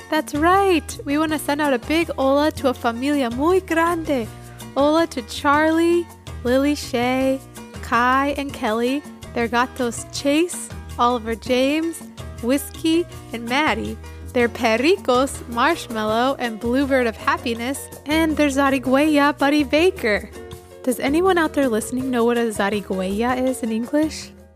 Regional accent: Quito, Pichincha, Ecuador; moved away; Quito, Ecuador, which is where I grew up as a child.

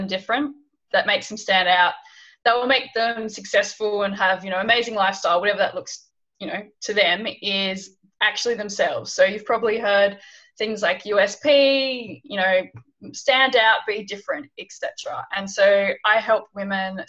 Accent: Hobart, Tasmania, Australia; moved away as an adult; also born or lived in London / Bangladesh; So I'm originally from Hobart, Tasmania, in Australia

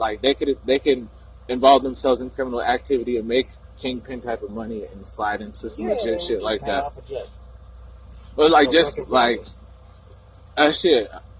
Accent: Northfield, United States; I grew up in Northfield and shit, so I got a lot of white friends and shit like that.

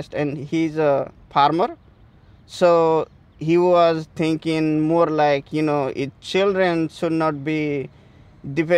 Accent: Nepal; now in United States; I am from Nepal

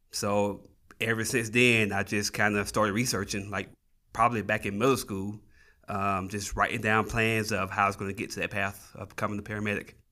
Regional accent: Tennessee, United States; moved away as an adult; now in New Mexico, United States; I'm originally from Tennessee. I, uh, moved out to New Mexico in two thousand thirteen.

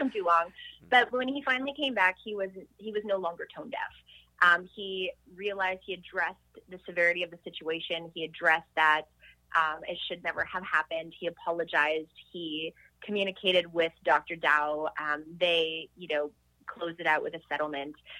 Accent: Montreal, Quebec, Canada; I grew up in Montreal

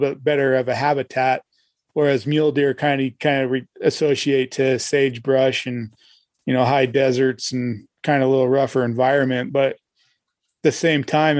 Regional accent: Las Vegas, Nevada, United States; also born or lived in Idaho; now in Utah, United States; I grew up in Vegas and we didn't really have any rivers like

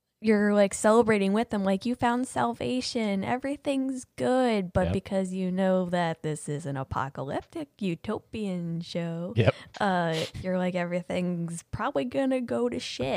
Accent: Ohio, United States; I'm from Ohio

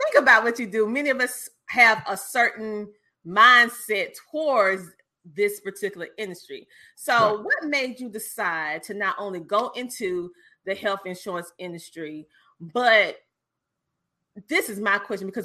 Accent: the South, United States; growing up in the South

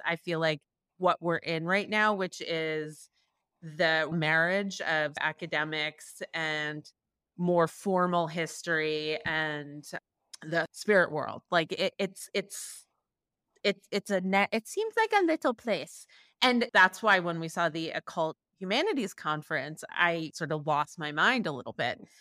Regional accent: New York, United States; I grew up in Manhattan

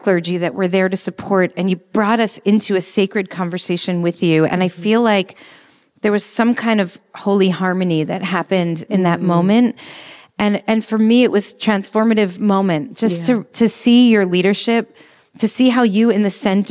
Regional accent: New Jersey, United States; also born or lived in New York; now in Los Angeles, United States; I'm a New Yorker. I'm from New Jersey, honestly, truth be told. But I lived in New York for 12 years, the formative years

